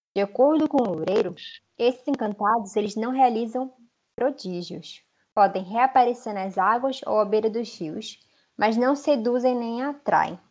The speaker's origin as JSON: {"language": "Portuguese", "region": "Amazonas", "country": "Brazil", "also_born_or_lived": "Manaus"}